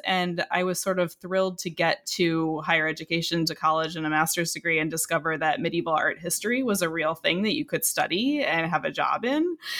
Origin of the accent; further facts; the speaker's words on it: Illinois, United States; which is very close to where I grew up in Illinois.